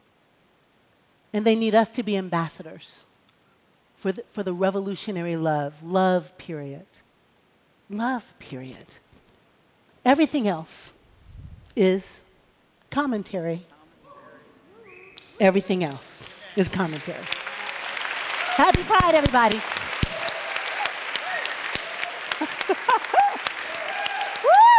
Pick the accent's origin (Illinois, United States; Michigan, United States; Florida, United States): Illinois, United States; Chicago; now in New York, United States; as a black chick growing up in Chicago with Baptist parents